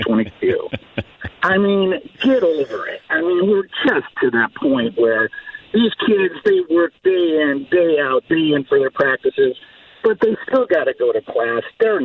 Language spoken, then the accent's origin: English; Marcellus, Michigan, United States; We grew up in Marcellus, Michigan.